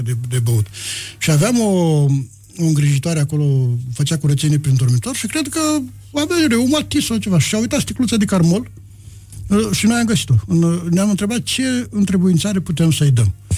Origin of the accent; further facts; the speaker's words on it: Botoșani County, Romania; eram un leat din Botoșani veniți